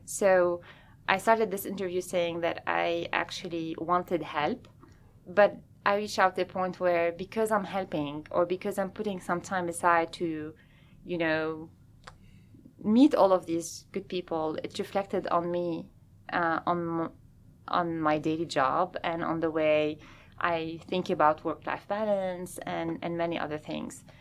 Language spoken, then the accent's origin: English; Lebanon; moved away as an adult; also born or lived in France / Lausanne, Switzerland / Bern, Switzerland / Salt Lake City, Utah; now in Seattle, United States; I'm originally from Lebanon